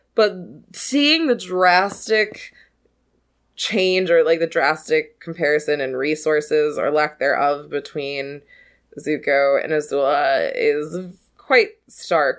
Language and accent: English; the South, United States; I grew up in the South